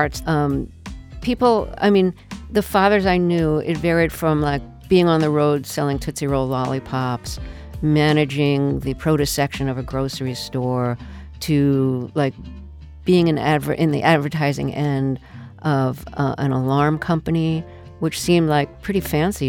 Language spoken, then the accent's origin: English; New York City, New York, United States; I grew up in the Sheepshead Bay neighborhood of Brooklyn